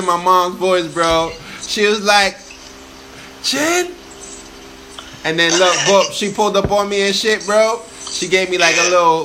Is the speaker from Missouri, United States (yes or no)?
no; New York, United States; accent: NY; now in New Jersey, United States; I got the NY still in me